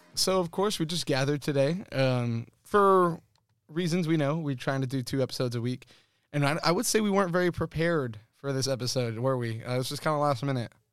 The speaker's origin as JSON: {"language": "English", "region": "South Texas", "country": "United States", "tie": "born or raised there", "said": "we grew up here in South Texas"}